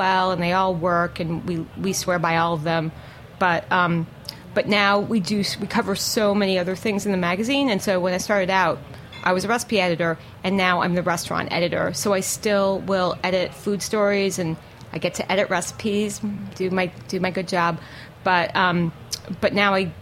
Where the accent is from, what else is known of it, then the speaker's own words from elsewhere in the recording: New York City, New York, United States; I'm from New York